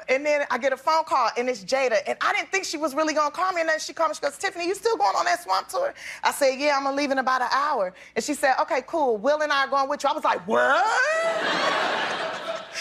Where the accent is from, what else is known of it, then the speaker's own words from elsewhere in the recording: Los Angeles, California, United States; I'm from South Central Los Angeles